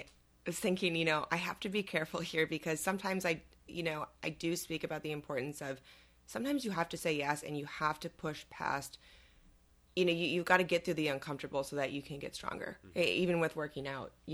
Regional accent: Elgin, Illinois, United States; I grew up in Elgin

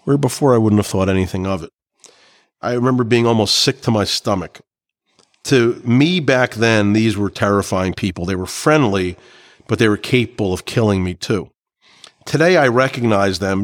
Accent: Clark, New Jersey, United States; This is kind of what I grew up with in Clark, New Jersey

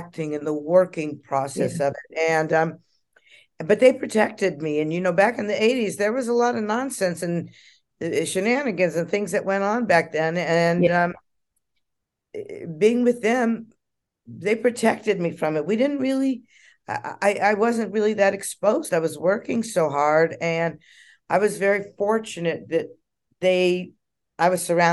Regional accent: Los Angeles, California, United States; I was raised in Hollywood

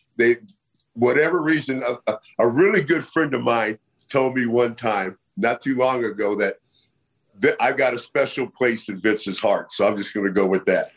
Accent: Bay Area, California, United States; I'm from the Bay Area

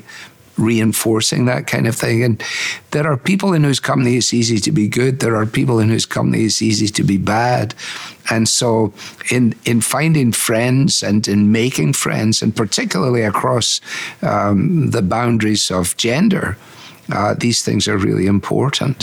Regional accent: United Kingdom; now in United States; I'm in a local church in America, but I'm still British in so much of my mentality

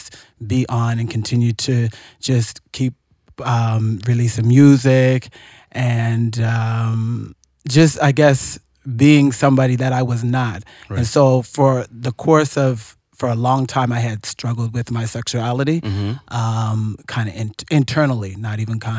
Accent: Nova Scotia, Canada; I grew up in Nova Scotia in the country

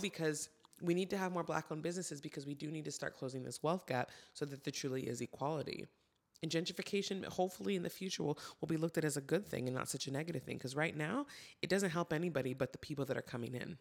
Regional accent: Santa Barbara, California, United States; I grew up in Santa Barbara

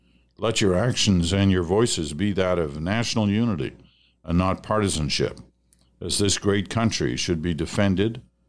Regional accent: Canada; First and foremost, as a Canadian, you do not and cannot take yourself too seriously.

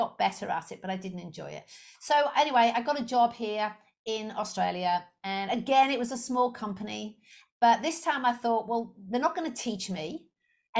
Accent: Liverpool, North West England, United Kingdom; moved away as an adult; also born or lived in Leicester; I'm originally I'm from Liverpool in the UK

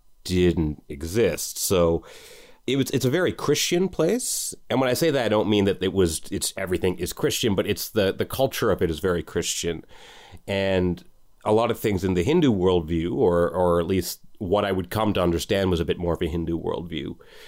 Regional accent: Canada; So myself and my immediately older brother, we grew up mostly in Canada, whereas my two older brothers, they grew up mostly in Trinidad

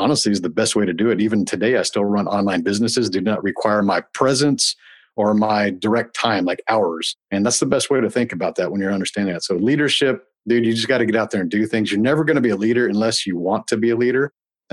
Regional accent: Houston, Texas, United States; I was able to stay here in Houston, my hometown

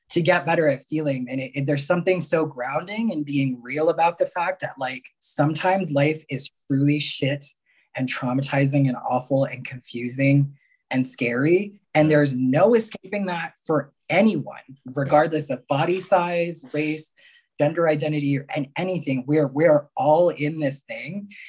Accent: Mexico; born there; I was born in Mexico, right?

